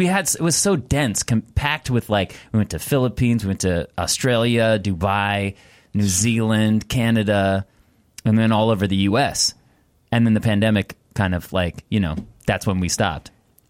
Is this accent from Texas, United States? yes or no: no; Thousand Oaks, California, United States; Thousand Oaks. So I was, you know, what everyone thinks is the valley, but it's the Conejo Valley.